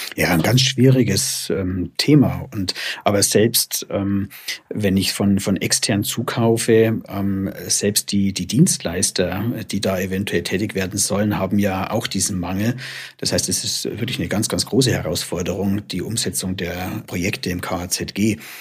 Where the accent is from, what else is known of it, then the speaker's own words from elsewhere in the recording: Germany; wir bei uns in Deutschland